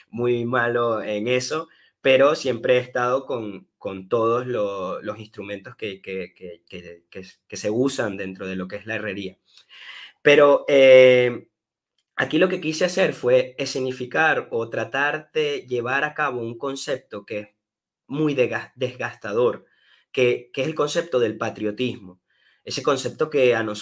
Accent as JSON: {"language": "Spanish", "town": "Caracas", "region": "Capital District", "country": "Venezuela", "tie": "born there", "said": "pero digo entonces que nací en Caracas"}